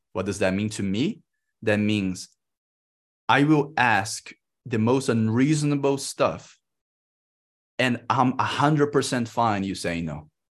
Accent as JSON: {"language": "English", "country": "Brazil", "moved": "as an adult", "said": "I'm in Brazil. I came back to my home country"}